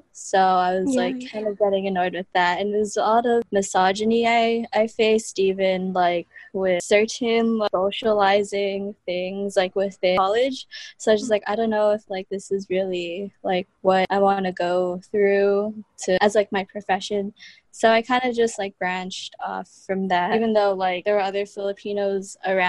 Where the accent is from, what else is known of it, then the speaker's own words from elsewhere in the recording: Honolulu, Hawaii, United States; first language English; I'm 22 years old. I was born in Honolulu, Hawaii. I'm currently attending the University of Hawaii at Manoa.